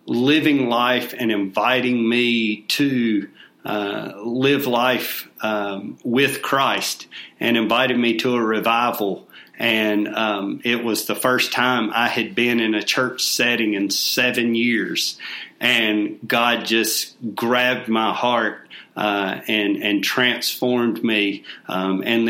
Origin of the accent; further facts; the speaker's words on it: Albemarle, North Carolina, United States; moved away as an adult; now in Rock Hill, United States; I am originally from Albemarle, North Carolina